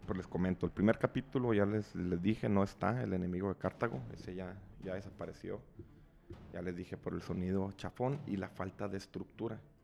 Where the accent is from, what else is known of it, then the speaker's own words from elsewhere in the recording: Chihuahua, Mexico; somos de Chihuahua